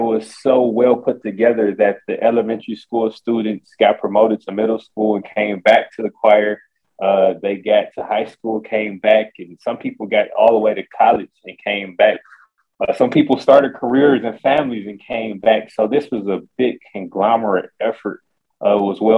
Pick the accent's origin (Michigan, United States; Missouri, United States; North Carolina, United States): Michigan, United States; Detroit; I'm from Detroit, Michigan